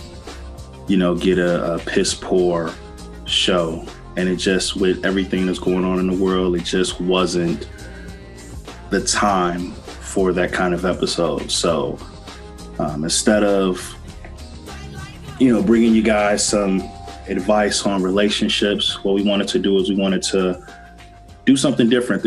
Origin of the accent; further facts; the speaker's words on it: Chicago, Illinois, United States; now in Columbus, Ohio, United States; My hometown of Chicago